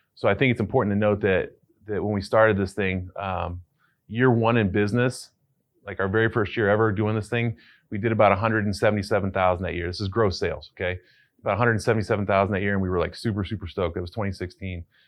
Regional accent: Cleveland, Ohio, United States; I'm from Cleveland

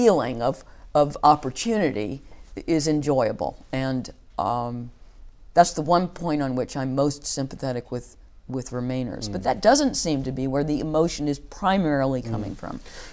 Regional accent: United States; moved away as an adult; also born or lived in New York; now in United Kingdom

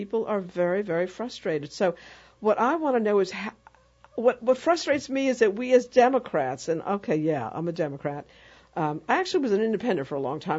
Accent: New York, United States; now in New Orleans, United States; I'm from New York

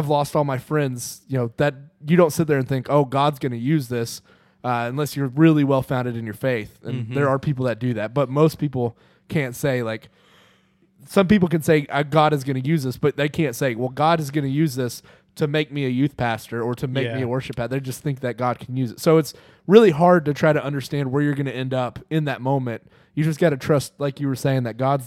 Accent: Lavaca, Arkansas, United States; also born or lived in Van Buren; I'm from the South. And Lavaca is like a small rural farm town

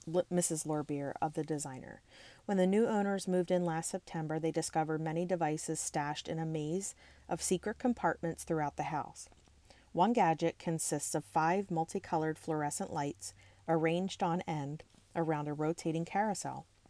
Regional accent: Levittown, Pennsylvania, United States; since I grew up in the Levittown area

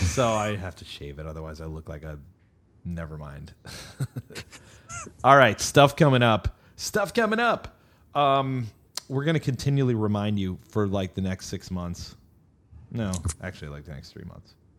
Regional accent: United States; now in Austin, United States; I'm an American

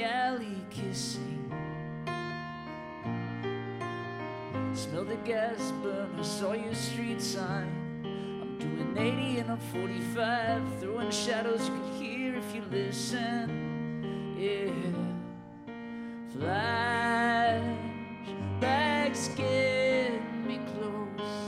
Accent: California, United States; I'm from California

